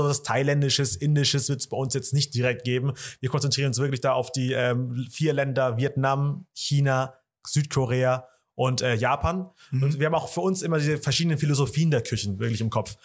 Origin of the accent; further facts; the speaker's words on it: Germany; Wir sind ja hier in Deutschland geboren und aufgewachsen